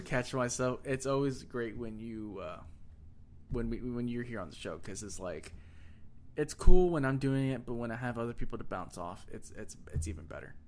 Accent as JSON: {"language": "English", "region": "Texas", "country": "United States", "accent": "country accent"}